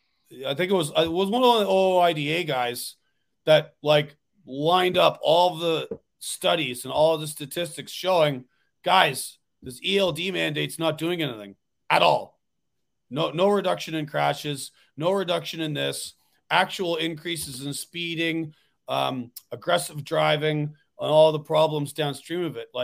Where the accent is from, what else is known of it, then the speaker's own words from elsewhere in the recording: Ontario, Canada; now in New York, United States; I'm from Ontario originally.